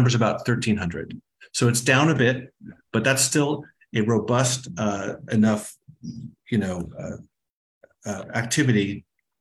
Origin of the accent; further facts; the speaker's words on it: Arizona, United States; moved away; My home state of Arizona